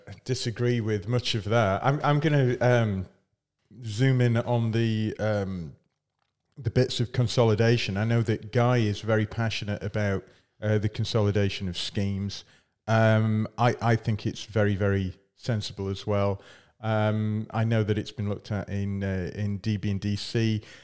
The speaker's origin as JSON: {"language": "English", "region": "Scotland", "country": "United Kingdom", "said": "I'm from Scotland."}